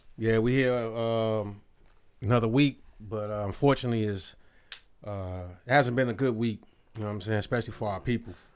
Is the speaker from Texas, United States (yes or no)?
no; Robbins, Illinois, United States; I was in my hometown with my little family, you know, where, where, uh, my mom and everybody grew up. Robbins, Illinois